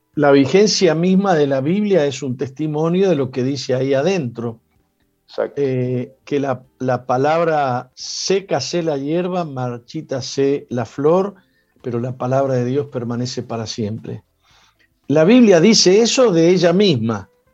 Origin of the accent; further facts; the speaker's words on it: Argentina; yo soy argentino